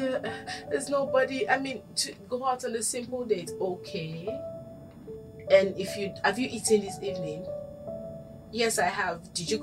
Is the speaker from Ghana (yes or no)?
yes; Ghana; And I'm Ghanaian.